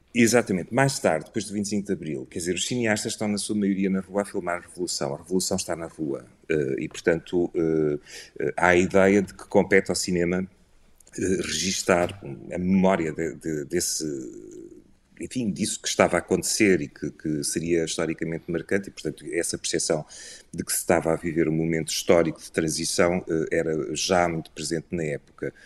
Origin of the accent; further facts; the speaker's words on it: Bragança area, Norte, Portugal; now in Porto, Portugal; Sou originário da zona de Bragança, portanto é mais a norte, okay. mas de qualquer modo, sim, eh, sou um filho do Porto, por assim dizer, vivo cá já há muitos anos.